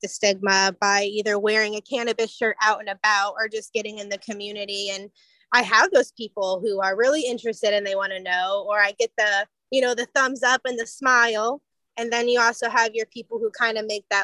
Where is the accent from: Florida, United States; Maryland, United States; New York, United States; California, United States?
Florida, United States; also born or lived in Port Huron, Michigan / St. Clair, Michigan; So I definitely claim myself as a native Florida girl all day